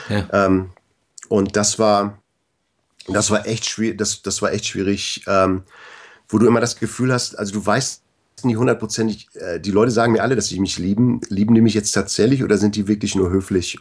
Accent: Bad Segeberg, Schleswig-Holstein, Germany; born or raised there; moved away as an adult; also born or lived in Canada

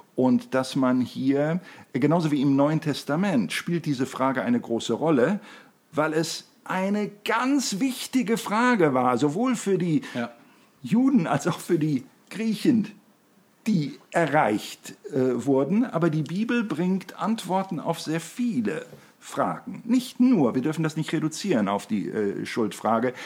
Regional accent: Germany; bei uns in Deutschland

